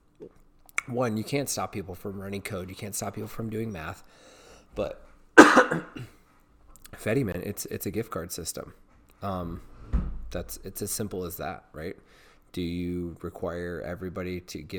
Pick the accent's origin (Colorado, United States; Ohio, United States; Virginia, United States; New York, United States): Virginia, United States; it's in my home state